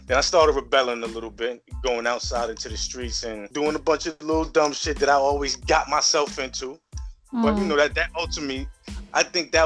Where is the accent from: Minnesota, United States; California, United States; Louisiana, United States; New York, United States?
New York, United States; New York City; I'm from the Bronx. Like I said, grew up, born and raised Soundview